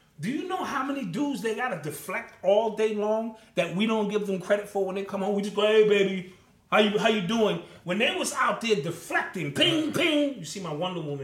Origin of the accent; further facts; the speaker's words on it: New York, United States; I'm from Cedar Park.